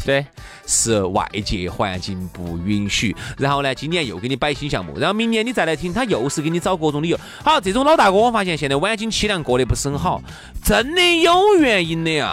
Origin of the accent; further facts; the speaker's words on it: China; 我们都中国人嘛